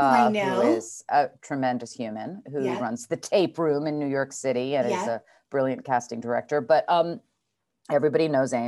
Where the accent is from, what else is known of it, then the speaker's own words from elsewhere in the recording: Geneva, Switzerland; born there; Yeah, so I was born in French Switzerland in Geneva Hospital, which sort of amazingly is where my dear dad died.